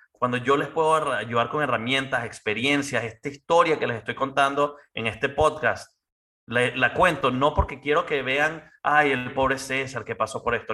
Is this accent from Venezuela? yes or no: yes; Venezuela; now in United States; como buen venezolano, buen latino